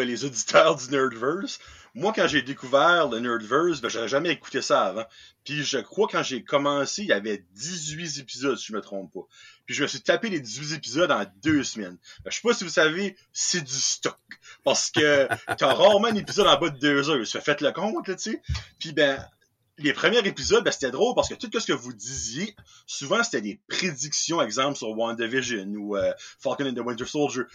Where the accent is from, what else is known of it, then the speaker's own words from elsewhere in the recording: New Brunswick, Canada; accent: Acadian; Je viens du Nouveau-Brunswick, je suis un, un Acadien